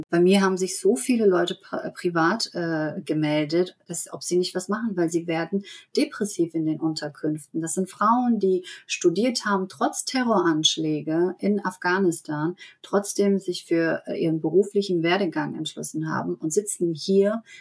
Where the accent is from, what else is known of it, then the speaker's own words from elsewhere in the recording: Germany; ich bin in Deutschland aufgewachsen und ähm, ähm, habe immer hier gelebt